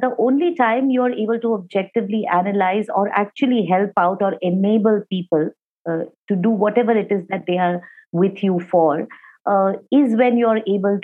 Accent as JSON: {"language": "English", "town": "Mumbai", "region": "Maharashtra", "country": "India", "tie": "born or raised there", "also_born_or_lived": "Kolkata", "said": "I'm very much from Bombay. I was born in Kolkata. I spent the first 1.5 months of my life over there, after which I've been in Bombay all my life"}